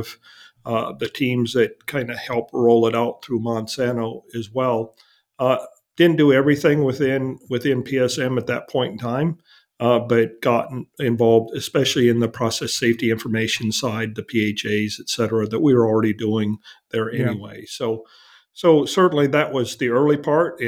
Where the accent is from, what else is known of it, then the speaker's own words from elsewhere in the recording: Wisconsin, United States; now in Texas, United States; I was born and raised in Wisconsin, so I'm kind of used to the cold weather